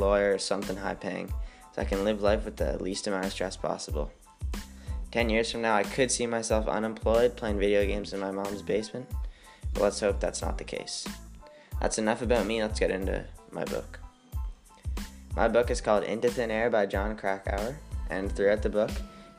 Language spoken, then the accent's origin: English; Newfoundland and Labrador, Canada; born there; now in Waverly, Canada; I'm 15 years old, I was born on October 24th, 2003 in Newfoundland, but I'm now currently a resident of Waverly, Nova Scotia in a small community called Spider Lake.